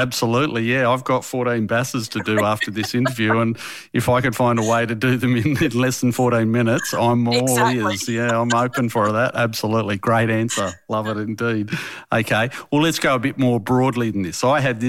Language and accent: English; Australia; When it comes to Hungary, I'm very Australian.